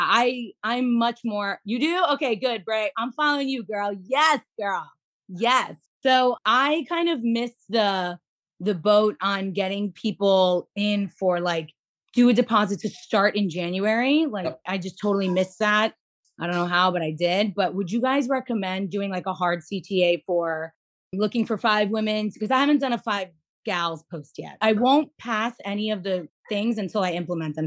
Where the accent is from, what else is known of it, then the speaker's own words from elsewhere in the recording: South Florida, United States; now in Central Florida, United States; I live in Central Florida, but I'm from South Florida.